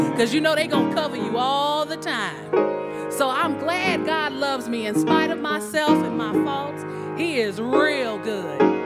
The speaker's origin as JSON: {"language": "English", "town": "Phoenix", "region": "Arizona", "country": "United States", "tie": "born or raised there", "moved": "yes", "said": "I'm from Phoenix, Arizona. That's my hometown"}